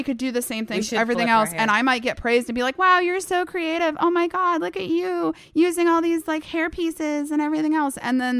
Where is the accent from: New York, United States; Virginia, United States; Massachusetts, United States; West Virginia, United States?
Massachusetts, United States; So, like, I grew up in Massachusetts.